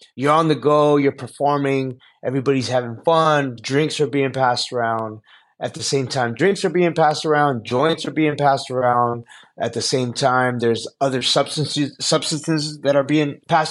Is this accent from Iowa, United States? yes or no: no; Los Angeles, California, United States; Los Angeles, my hometown. I'm an Angeleno, born and raised in Los Angeles.